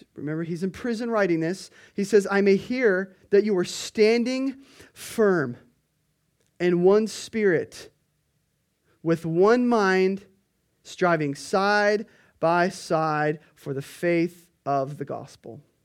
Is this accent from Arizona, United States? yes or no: no; Kona, Hawaii, United States; we're from Kona